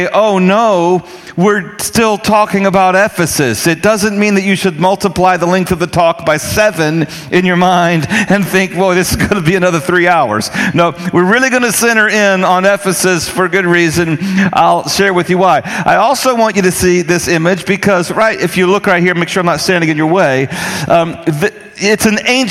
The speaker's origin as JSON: {"language": "English", "region": "North Carolina", "country": "United States", "tie": "born or raised there", "said": "I grew up in North Carolina"}